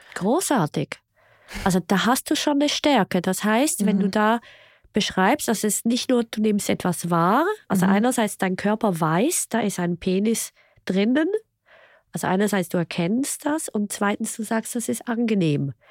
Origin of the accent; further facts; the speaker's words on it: Switzerland; Ich bin ja Schweizerin